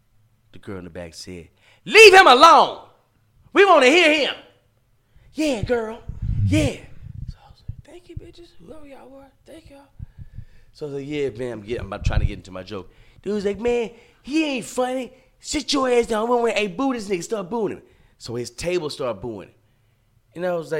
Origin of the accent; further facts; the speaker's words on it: Baton Rouge, Louisiana, United States; So like I was saying, man, I'm from Baton Rouge.